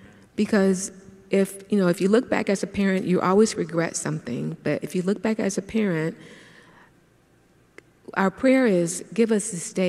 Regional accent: Miami, Florida, United States; I'm from Liberty City

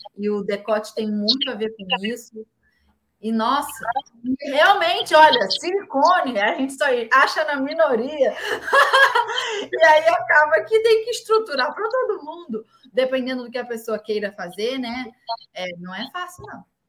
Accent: Rio de Janeiro, Brazil; eu sou carioca

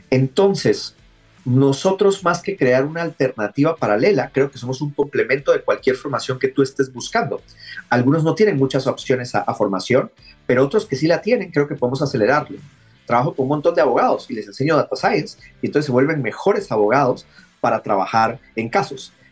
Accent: Guatemala; moved away; also born or lived in Santiago, Chile; Yo vivía allá en Santiago. Ah, mira. Eh, eh, soy originario de Guatemala, pero ya tenía bastante tiempo rebotando por el mundo.

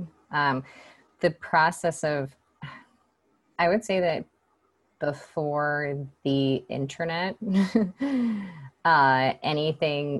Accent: Atlanta, Georgia, United States; now in San Francisco, United States; I live in San Francisco, and I grew up in Atlanta, Georgia.

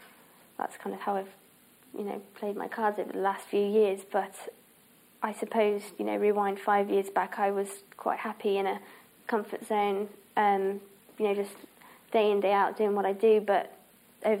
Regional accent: Herefordshire, West Midlands, United Kingdom; moved away; where I was brought up in Herefordshire

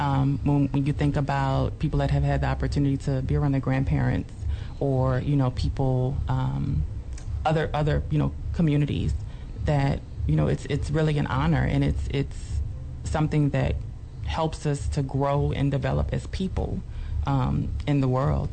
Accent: New Orleans, Louisiana, United States; I grew up in New Orleans

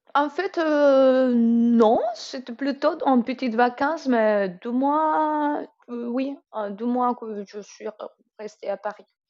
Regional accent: Colombia; first language Spanish; French is a second language; moved away as an adult; now in France; je suis colombienne

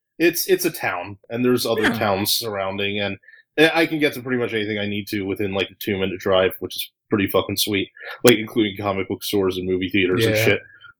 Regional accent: Pennsylvania, United States; now in California, United States; Growing up in Pennsylvania, we had, like, two of them.

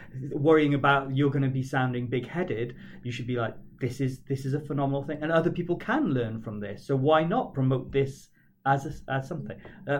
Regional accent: United Kingdom; being British

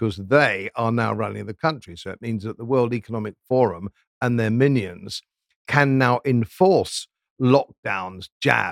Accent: Yorkshire and the Humber, United Kingdom; as a Yorkshireman

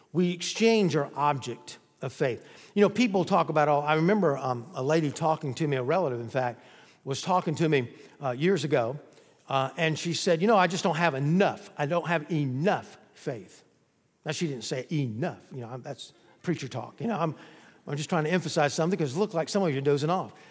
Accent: the South, United States; I was born in the South

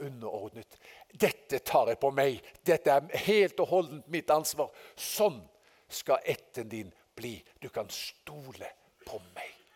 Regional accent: Haugesund, Rogaland, Norway; moved away; fra guttedagen hjemme i Haugesund.

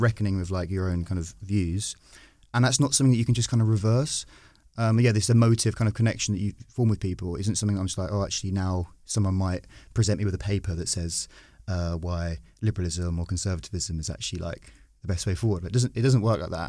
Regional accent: Brentwood, East of England, United Kingdom; I grew up in Brentwood, which is a very, uh, safe Tory seat

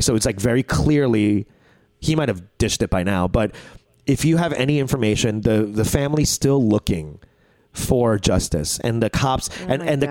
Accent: United States; we as Korean Americans live in America

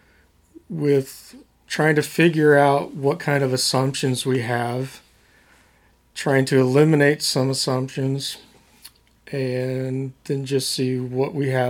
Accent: Perry, Oklahoma, United States; also born or lived in Chickasha, Oklahoma / Stillwater, Oklahoma / Knoxville, Tennessee; I grew up in Perry, and then I went to Chickasha to study math

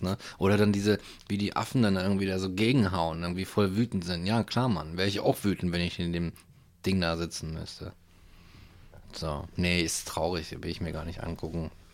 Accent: Hanover, Lower Saxony, Germany; Ich komme aus Hannover

